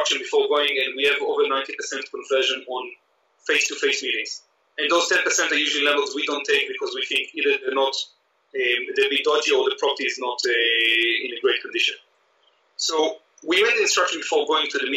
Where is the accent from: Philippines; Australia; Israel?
Israel; moved away as an adult; I grew up in Israel